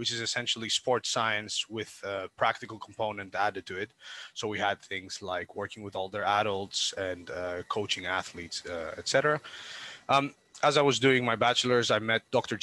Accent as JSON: {"language": "English", "country": "Greece", "moved": "yes", "lives_now": "Southampton, United Kingdom", "said": "I'm originally from Greece, but I live in the UK, and more specifically in Southampton, in England."}